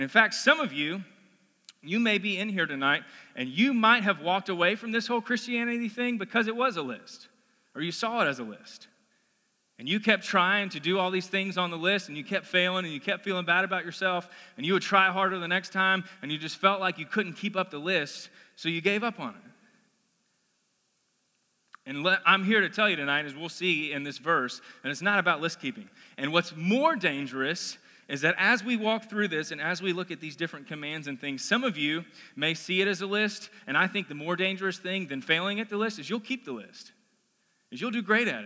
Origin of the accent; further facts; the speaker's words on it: Collierville, Tennessee, United States; I'm from Collierville. I grew up in Collierville